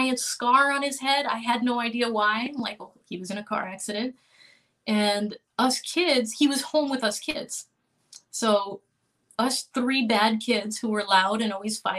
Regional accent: Miami, Florida, United States; moved away as an adult; now in Boston, United States; I'm Cuban American, and I grew up in Miami

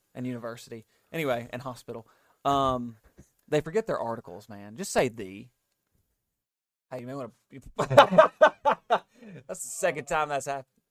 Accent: United States; as an American, as somebody that doesn't, like, we don't have royalty here

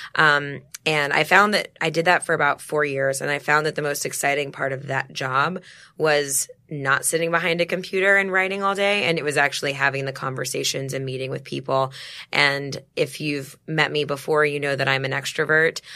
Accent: Dallas, Texas, United States; moved away; I'm from Dallas originally.

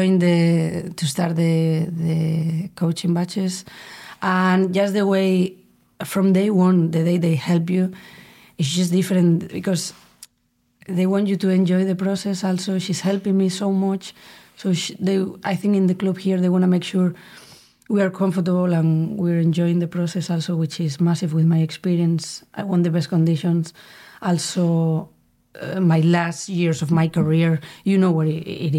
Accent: Spain; English is a second language; moved away as an adult; also born or lived in United States / Italy; now in England

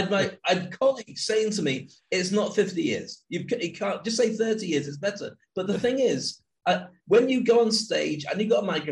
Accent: Scotland, United Kingdom; I grew up in Scotland

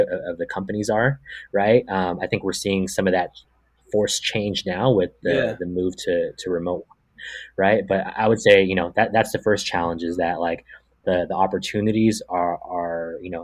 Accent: Bay Area, California, United States; I'm from the Bay Area

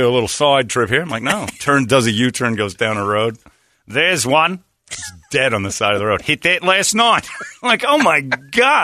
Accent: Massachusetts, United States; I'm from Massachusetts.

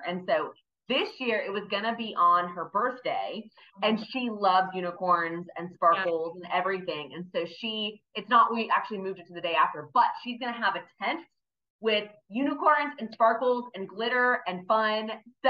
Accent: Raleigh, North Carolina, United States; I'm from Raleigh. So I don't know who else out there is from Raleigh, but proudly from Raleigh. Never thought I'd stay here

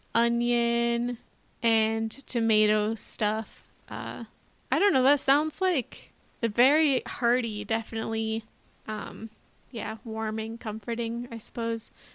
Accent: Los Alamos, New Mexico, United States; I grew up in Los Alamos, New Mexico

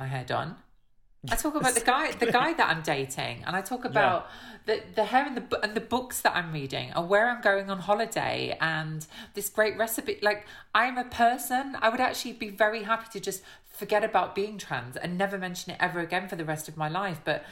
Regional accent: Hucknall, East Midlands, United Kingdom; accent: Midlands; growing up in Nottingham

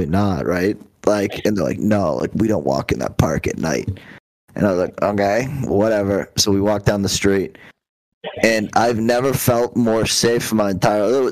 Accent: Plymouth, Massachusetts, United States; I'm from Plymouth

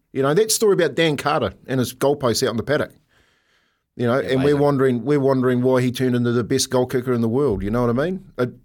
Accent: Waitara, Taranaki, New Zealand; By country, it's Waitara, mate. It's my hometown.

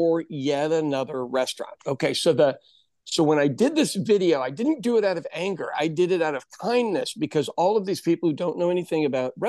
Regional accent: Midwest, United States; also born or lived in West Coast; I'm from the Midwest, the center part of the country, and I'd lived out on the West Coast.

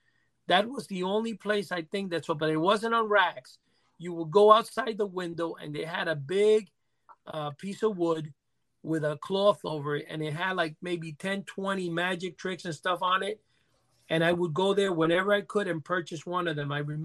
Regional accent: New York City, New York, United States; Growing up in New York City, which is bizarre to say this, and with so many stores around me, I grew up in a 170-something, I'm not going to say the exact address, between Broadway and Fort Washington.

